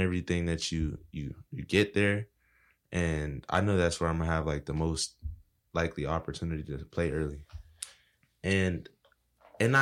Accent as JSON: {"language": "English", "town": "Key West", "region": "Florida", "country": "United States", "said": "I'm from Key West"}